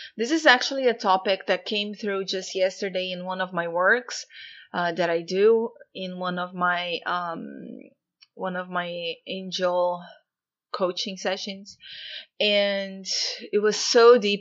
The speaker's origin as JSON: {"language": "English", "country": "Brazil", "tie": "born or raised there", "moved": "yes", "said": "I'm actually Brazilian, born and raised in Brazil, and I don't live there anymore for many years now."}